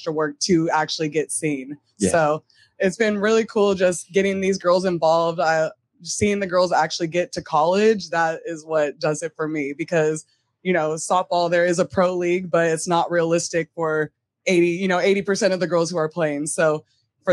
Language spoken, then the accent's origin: English; Long Beach, California, United States; I'm from Long Beach, California